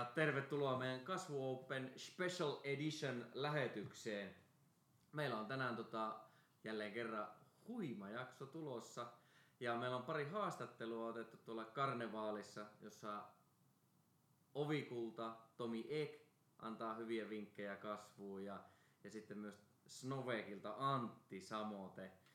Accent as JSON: {"language": "Finnish", "town": "Karstula", "region": "Central Finland", "country": "Finland", "said": "mä oon Karstulasta"}